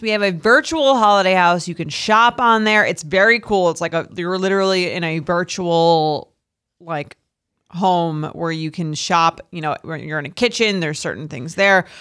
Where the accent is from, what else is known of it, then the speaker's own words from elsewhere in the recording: Long Island, New York, United States; I'm from Long Island.